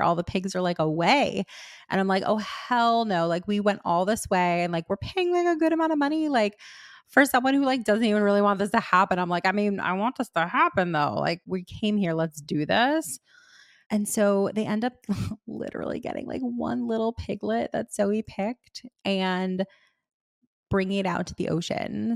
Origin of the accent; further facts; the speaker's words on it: Miami, Florida, United States; I grew up in Miami